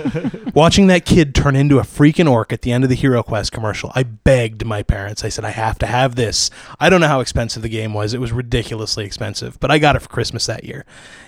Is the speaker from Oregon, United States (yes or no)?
yes; Portland, Oregon, United States; Yeah, I'm from Portland area.